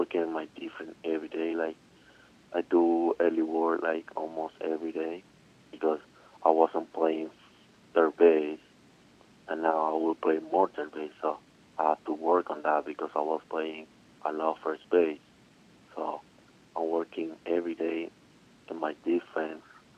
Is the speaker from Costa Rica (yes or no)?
no; Colombia; English is a second language; moved away as an adult; I'm from Colombia